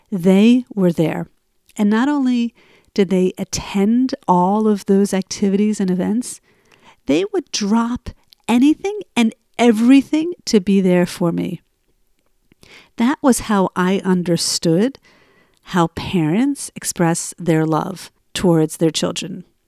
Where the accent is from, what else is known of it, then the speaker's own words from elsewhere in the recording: Cherry Hill, New Jersey, United States; moved away; broadcasting from my hometown of Cherry Hill, New Jersey. I am here for a month visiting my family